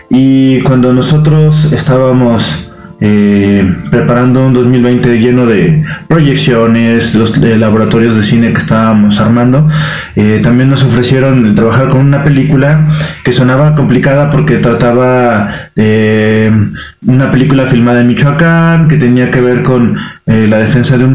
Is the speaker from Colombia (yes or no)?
yes; Colombia; now in León, Mexico; soy colombiano